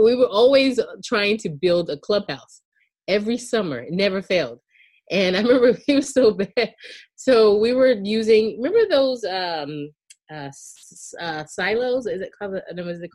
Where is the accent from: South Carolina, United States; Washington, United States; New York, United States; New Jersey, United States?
South Carolina, United States; outside Charleston; I grew up in outside of Charleston County, outside of Charleston in Charleston County in South Carolina